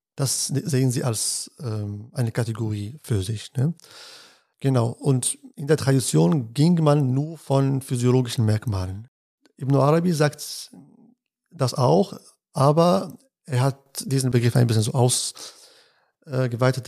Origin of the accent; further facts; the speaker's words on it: Casablanca, Casablanca-Settat, Morocco; now in Münster, Germany; Ich bin in Casablanca aufgewachsen, also ich bin in Casablanca geboren und dort aufgewachsen